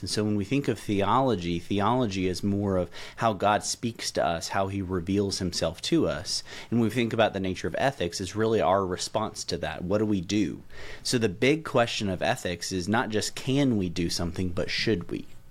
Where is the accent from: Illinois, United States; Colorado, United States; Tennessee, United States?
Tennessee, United States; middle; moved away as an adult; now in Louisville, United States; I'm a native Tennessean, so I grew up in Tennessee, uh, middle Tennessee specifically